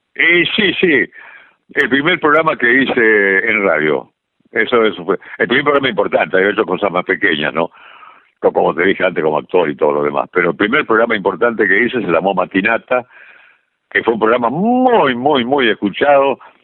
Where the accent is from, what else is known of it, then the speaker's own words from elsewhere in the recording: Santa Fe, Argentina; moved away; yo soy santafesino